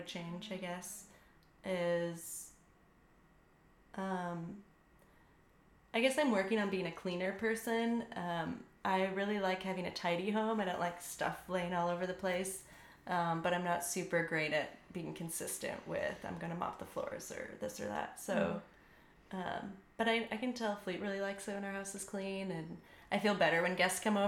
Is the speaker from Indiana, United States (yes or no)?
yes; Indiana, United States; moved away as an adult; now in Austin, United States; I'm from Indiana